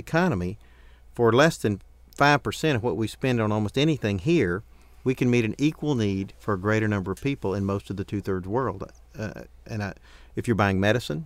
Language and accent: English; United States; also born or lived in Africa; I am an American